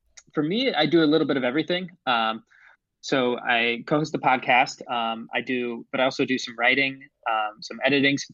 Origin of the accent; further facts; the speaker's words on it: Ohio, United States; moved away as an adult; also born or lived in Chicago; I grew up in Ohio, but went to college at Loyola Chicago